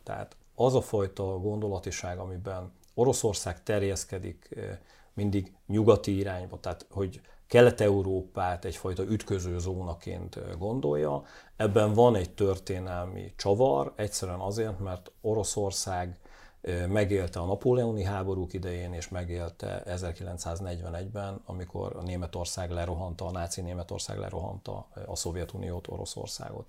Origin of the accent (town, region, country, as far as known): Hungary